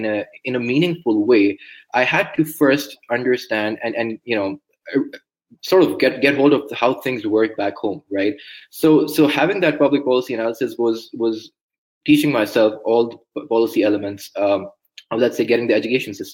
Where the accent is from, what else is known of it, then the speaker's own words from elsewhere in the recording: Pakistan; moved away as an adult; now in California, United States; I come from Pakistan, right? A country like many developing nations that are facing a lot of social issues, social challenges, political challenges. And you know, growing up as a teenager